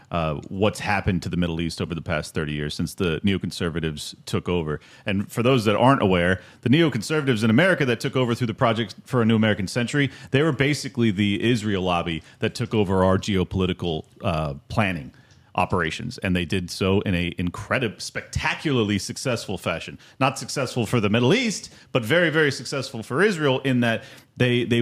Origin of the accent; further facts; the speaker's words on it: Nigeria; Uh, I'm Nigerian.